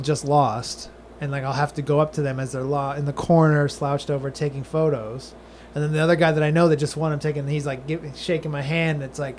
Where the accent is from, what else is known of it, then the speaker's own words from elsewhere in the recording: San Diego, California, United States; now in Florida, United States; San Diego.